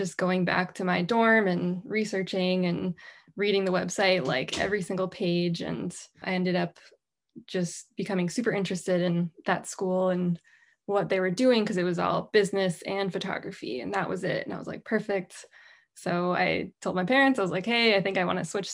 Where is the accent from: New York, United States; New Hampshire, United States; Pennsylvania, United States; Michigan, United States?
New Hampshire, United States; I grew up in New Hampshire, like my bio said, and I am kind of a diehard New Englander now